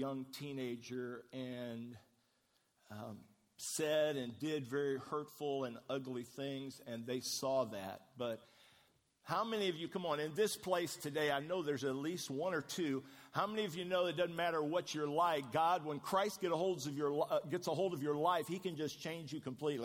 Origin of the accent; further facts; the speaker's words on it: Midwest, United States; moved away; We grew up in the Midwest